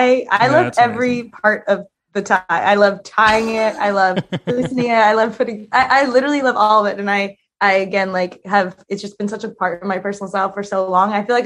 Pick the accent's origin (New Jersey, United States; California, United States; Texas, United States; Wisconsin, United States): California, United States; Los Angeles; moved away; Okay, I really grew up in Silver Lake, but Silver Lake now is hip.